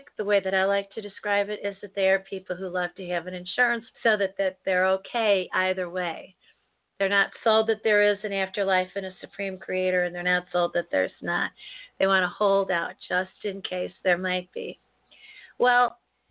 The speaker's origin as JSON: {"language": "English", "country": "United States", "tie": "born or raised there", "said": "as an American, born and bred here, raised here, lived in the United States"}